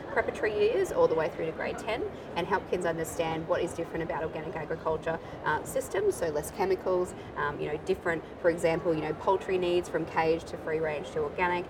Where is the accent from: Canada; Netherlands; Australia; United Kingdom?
Australia